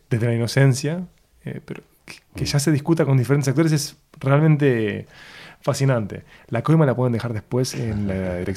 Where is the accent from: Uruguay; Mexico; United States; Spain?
Uruguay; Porque el uruguayo de viaje le dicen argentino, no uruguayo. Entonces no somos uruguayos, somos no uruguayos.